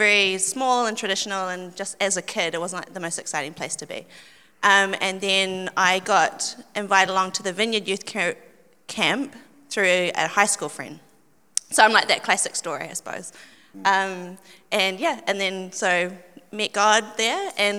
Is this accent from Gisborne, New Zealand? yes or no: no; Auckland, New Zealand; For me, I am born and raised in Aucklander.